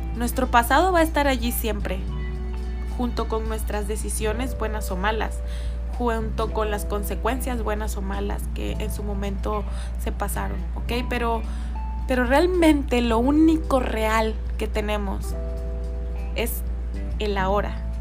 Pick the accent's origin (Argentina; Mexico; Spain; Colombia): Mexico; yo soy mexicana